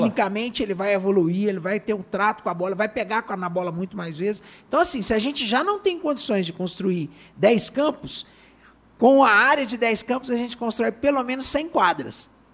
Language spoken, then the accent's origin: Portuguese; Belo Horizonte, Minas Gerais, Brazil; Belo Horizonte, nós somos de Belo Horizonte, eu sou de Belo Horizonte, aqui no, no bairro Santa Cruz, São Gabriel